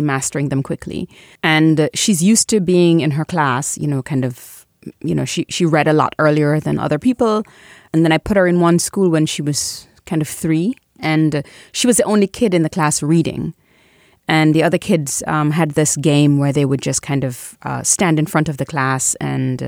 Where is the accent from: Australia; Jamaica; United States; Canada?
Jamaica; I'm Caribbean, I'm Jamaican